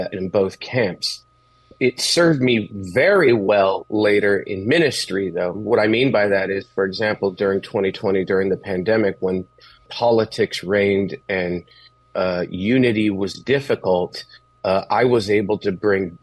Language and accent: English; Los Angeles, California, United States; I grew up in East L.A.